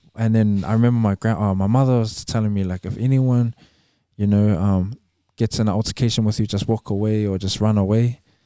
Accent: Auckland, New Zealand; growing up in Avondale

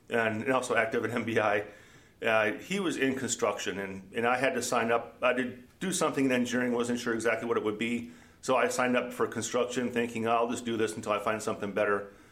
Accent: Minnesota, United States; also born or lived in Omaha / Iowa; now in Des Moines, United States; Born and raised in Minnesota

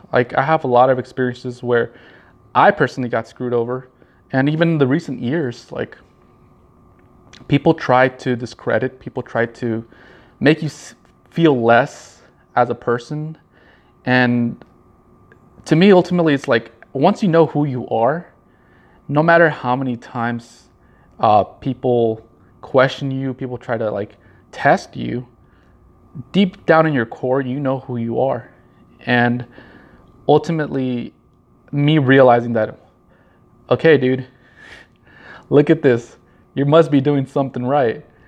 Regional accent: Norwalk, California, United States; I was born in Norwalk, California.

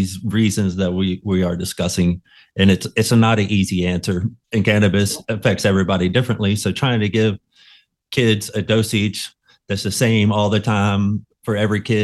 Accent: West Virginia, United States; I'm from West Virginia

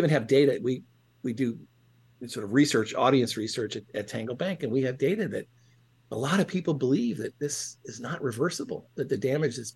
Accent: Ohio, United States; where I grew up in Ohio

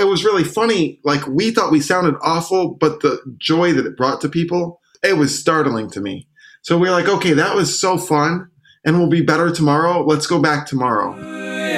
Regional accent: Syracuse, New York, United States; now in Brooklyn, United States; I grew up in Syracuse

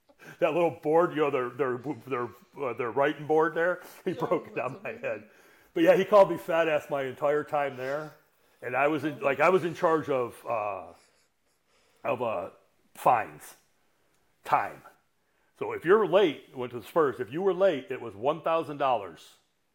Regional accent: Detroit / northern Michigan, United States; In 77, we moved from Detroit up to northern Michigan

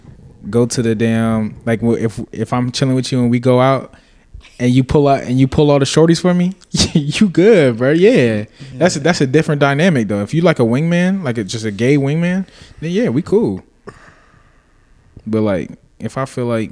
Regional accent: Atlanta, Georgia, United States; I grew up in Atlanta

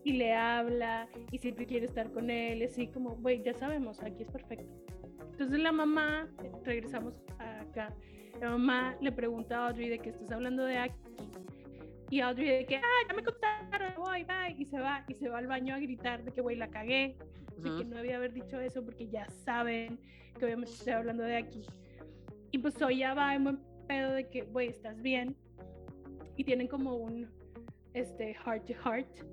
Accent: Mexico; en nuestra cultura mexicana

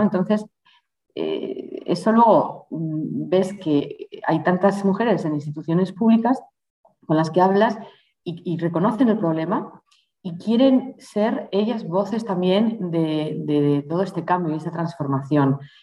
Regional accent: Spain; moved away as an adult; also born or lived in Brussels / Mexico / Mozambique; en los veranos iba mucho al extranjero y siempre era la española

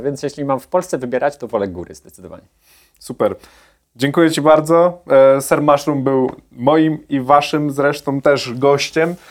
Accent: Poland; Ja się wychowałem nad no, na Pomorzu

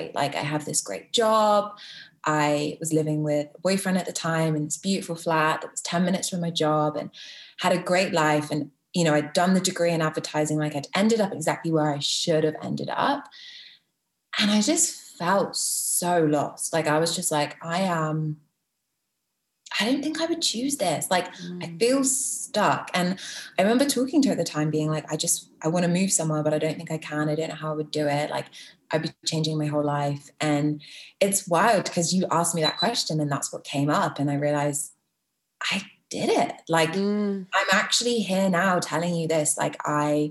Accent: Bristol, South West England, United Kingdom; moved away as an adult; also born or lived in London; now in Toronto, Canada; so I was born in London, but home has always been Bristol. And then in March 2019, I left.

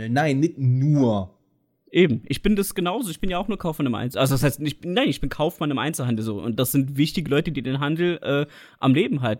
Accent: Trier, Rhineland-Palatinate, Germany; also born or lived in Harz; ich bin ja geboren im Harz. Ich meine, ich selbst fühle mich schon als Trierer. Ich bin mit einem halben Jahr, ja, bin ich hier

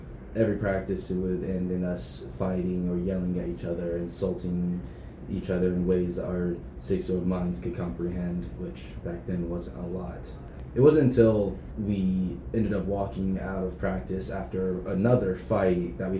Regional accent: Florida, United States; also born or lived in Tampa, Florida / Rockledge, Florida; now in Las Vegas, United States; We moved from Tampa, which is the first place I lived in Florida, down to a little town called Rockledge

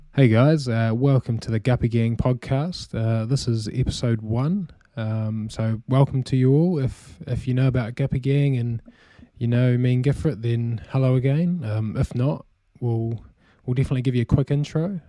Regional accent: New Zealand; as you can probably tell from my accent as well, uh, I'm from New Zealand.

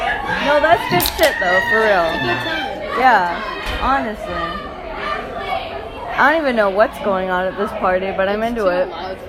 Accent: rural Wisconsin, United States; I'm from Wisconsin. Rural Wisconsin.

